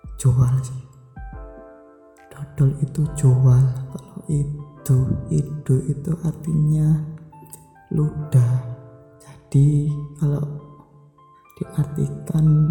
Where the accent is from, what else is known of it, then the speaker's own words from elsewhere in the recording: Java, Indonesia; saya juga orang Jawa